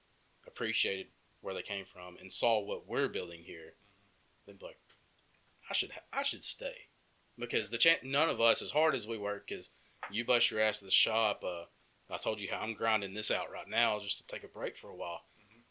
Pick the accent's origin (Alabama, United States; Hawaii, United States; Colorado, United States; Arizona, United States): Alabama, United States; Empire; growing up in Empire, like, Empire's a good place. Like, I could ride my bike up and down the road as a kid and all this stuff.